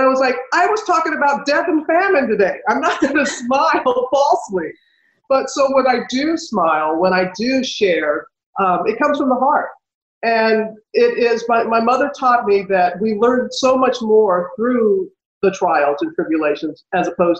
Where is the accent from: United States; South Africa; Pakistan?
United States; moved away; when my hometown was destroyed by Hurricane Katrina